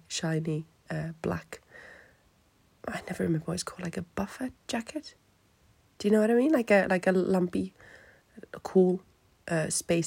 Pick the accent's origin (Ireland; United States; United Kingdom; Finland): Finland; English is a second language; moved away; me being Finnish